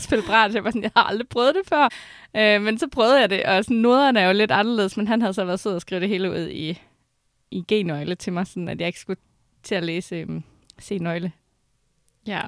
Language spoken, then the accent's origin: Danish; Skive, Central Denmark Region, Denmark; der, hvor jeg kommer fra, så spiller man mest fodbold og håndbold